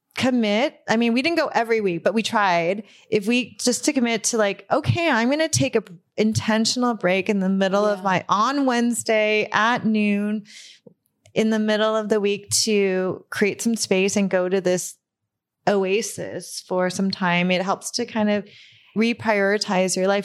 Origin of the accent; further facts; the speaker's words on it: Burbank, California, United States; I grew up in Burbank.